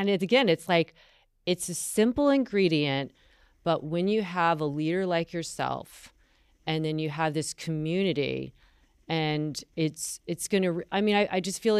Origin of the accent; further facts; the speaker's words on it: North Carolina, United States; I'm from North Carolina and the South.